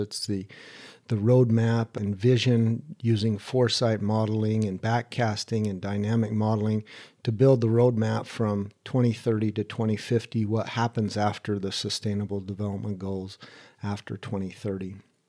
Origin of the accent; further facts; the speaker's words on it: East Hampton, New York, United States; also born or lived in Midwest / Salt Lake City / Sausalito / Idaho; East Hampton, New York, and then also in the Midwest and Salt Lake City, Utah, and in California and Sausalito, and in Idaho, kind of moved around in different areas.